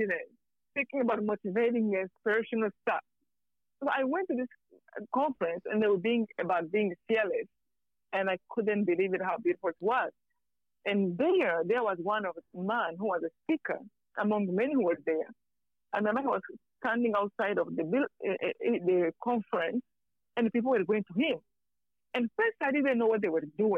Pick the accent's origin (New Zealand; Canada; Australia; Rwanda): Rwanda; moved away; I'm from Rwanda.